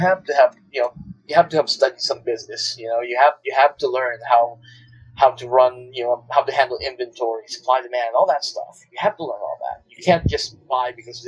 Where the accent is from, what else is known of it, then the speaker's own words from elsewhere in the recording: Manila, Metro Manila, Philippines; moved away; growing up in Manila where I lived